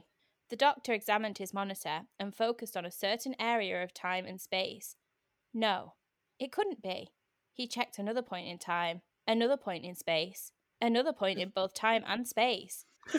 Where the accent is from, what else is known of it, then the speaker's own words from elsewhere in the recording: United Kingdom; Yeah, maybe I should have said that a bit more dramatically, but I don't know how to do that as a British person.